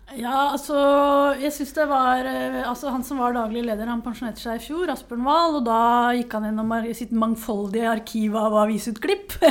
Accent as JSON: {"language": "Norwegian", "town": "Nesodden", "region": "Akershus", "country": "Norway", "moved": "yes", "lives_now": "Oslo, Norway", "said": "er jeg utdanna historiker fra Nesodden"}